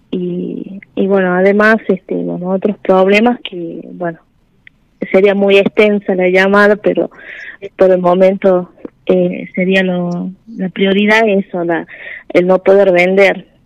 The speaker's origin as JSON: {"language": "Spanish", "region": "La Rioja", "country": "Argentina", "said": "Yo soy de La Rioja"}